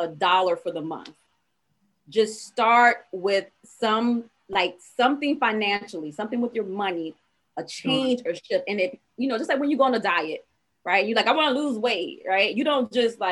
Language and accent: English; Savannah, Georgia, United States; I was from Savannah, Georgia